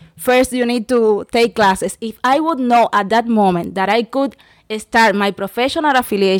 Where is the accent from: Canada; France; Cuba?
Cuba; English is a second language; I'm from Cuba. In my experience, it's a little bit different to the rest of our fellows because I came here in April.